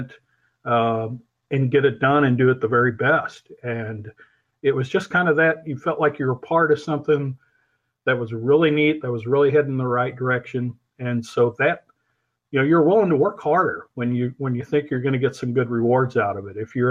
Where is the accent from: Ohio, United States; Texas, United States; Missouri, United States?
Missouri, United States; moved away as an adult; also born or lived in Peoria, Illinois / Wichita, Kansas; growing up in Missouri